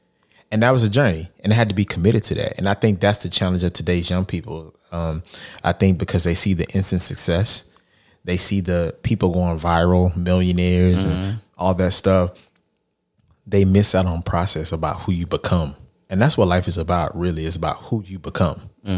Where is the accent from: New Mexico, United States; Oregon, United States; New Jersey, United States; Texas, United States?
Texas, United States; Lancaster; I may not have grown up in Brownsville, but I grew up in Lancaster, Texas.